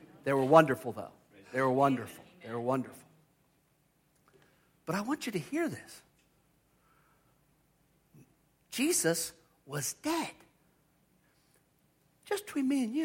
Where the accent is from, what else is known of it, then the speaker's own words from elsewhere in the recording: near the Chesapeake, Chesapeake Bay area, United States; I grew up near the Chesapeake